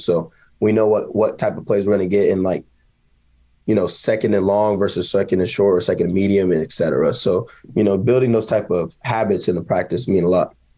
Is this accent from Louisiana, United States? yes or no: no; Kansas, United States; my hometown